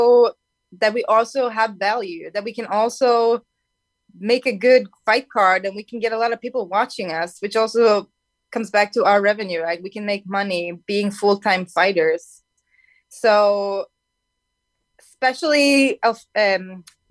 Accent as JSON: {"language": "English", "country": "Sweden", "moved": "as an adult", "lives_now": "California, United States", "said": "my home country"}